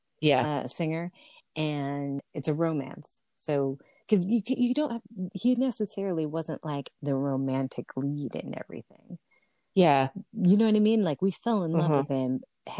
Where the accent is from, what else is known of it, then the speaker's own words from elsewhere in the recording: Los Angeles, California, United States; We grew up in Los Angeles. You did not take walks